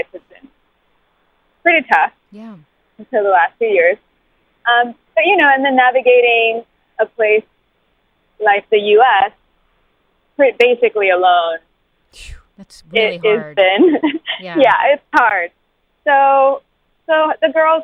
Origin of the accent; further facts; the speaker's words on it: Sri Lanka; now in United States; I grew up in Sri Lanka. I was raised by my grandparents, but then I was in boarding school starting like 8 years old